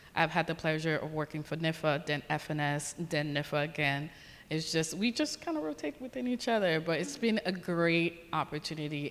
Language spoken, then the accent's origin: English; Haiti; moved away; I grew up in a beautiful island of Haiti, so growing up in the Caribbean